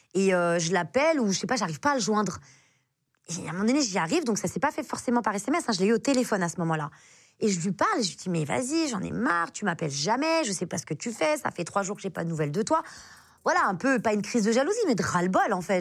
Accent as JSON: {"language": "French", "country": "France", "said": "je suis française"}